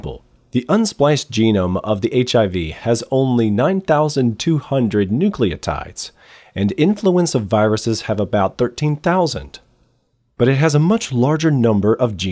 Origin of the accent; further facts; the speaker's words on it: United States; I am American